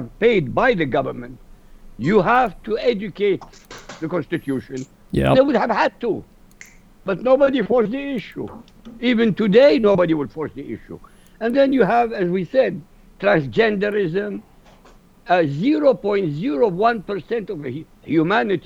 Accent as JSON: {"language": "English", "country": "Iraq", "moved": "yes", "lives_now": "United States", "said": "I'm from Iraq"}